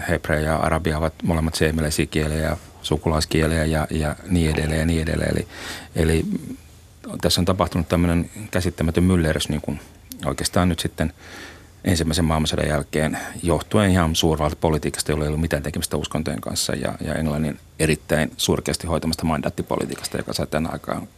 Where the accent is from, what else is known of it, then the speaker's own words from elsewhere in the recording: Finland; Suomen juutalaiset ei oikeastaan ulkonäöllisesti erotu muusta väestöstä, eli meitä ei pysty tunnistamaan